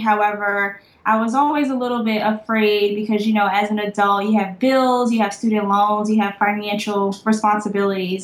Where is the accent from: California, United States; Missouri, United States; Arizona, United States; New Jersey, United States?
New Jersey, United States; also born or lived in Savannah, Georgia; now in Atlanta, United States; I am from New Jersey, so I'm a northern girl, and I went to an academic based high school